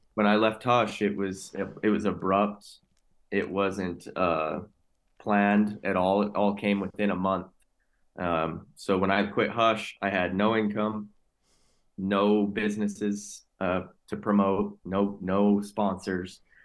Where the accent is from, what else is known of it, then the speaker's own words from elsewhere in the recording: Utah, United States; born and raised in Utah.